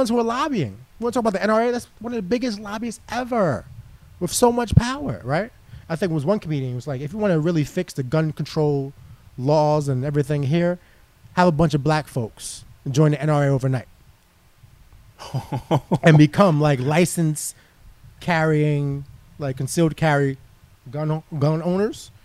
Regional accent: New York City, New York, United States; growing up in inner city, growing up in Harlem, single mom, being raised, only boy, youngest

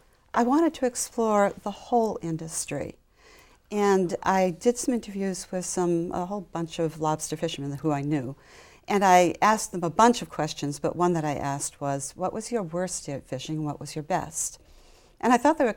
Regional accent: Wakefield, Massachusetts, United States; I grew up in Wakefield

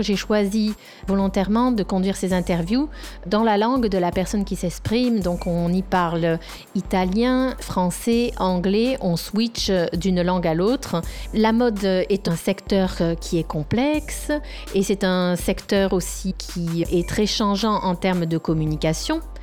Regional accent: France; now in Rome, Italy; Je vis à Rome, je suis française

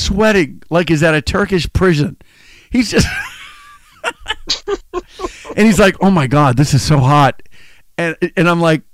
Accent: United States; in America, I'm Italian, but I'm American. You know, I'm a United States citizen

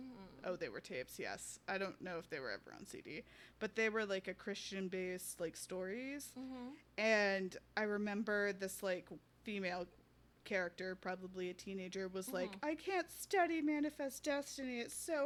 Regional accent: Tennessee, United States; Tennessee, which is my home state

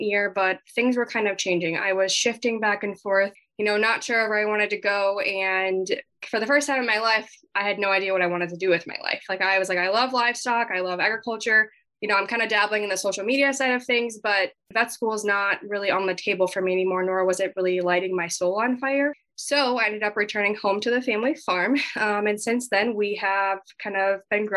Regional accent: Southwest Minnesota, United States; I was born and raised in Southwest Minnesota. I grew up on my family's farm

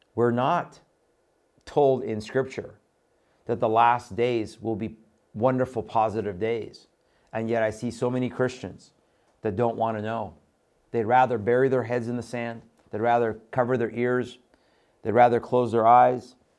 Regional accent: Iran; moved away; I was born in Iran. I came out of the Middle East

